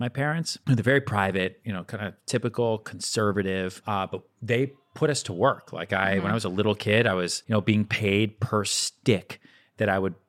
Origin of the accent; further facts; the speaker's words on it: Boston, Massachusetts, United States; now in New York, United States; I grew up outside Boston, went to high school outside Boston.